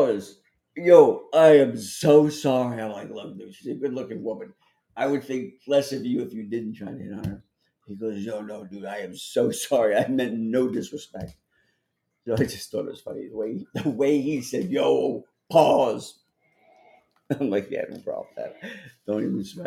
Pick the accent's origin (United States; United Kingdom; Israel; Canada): United States; New Jersey; now in New York, United States; I grew up in New Jersey, which is 30 miles out of here, 30 miles west